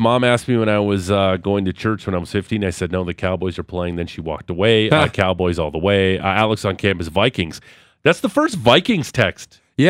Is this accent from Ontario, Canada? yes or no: no; Alberta, Canada; Growing up in Alberta in the 80s